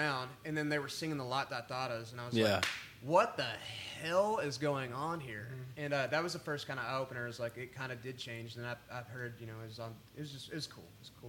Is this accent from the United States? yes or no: yes; Lubbock, Texas, United States; moved away as an adult; also born or lived in College Station, Texas; now in Nashville, United States; I've always said how proud I am to be from Lubbock